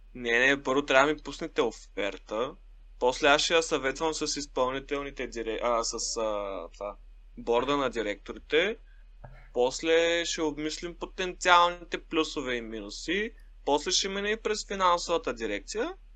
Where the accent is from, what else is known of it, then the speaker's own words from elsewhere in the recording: Shumen, Shumen Province, Bulgaria; now in Sofia, Bulgaria; аз съм в моя роден град, а, Шумен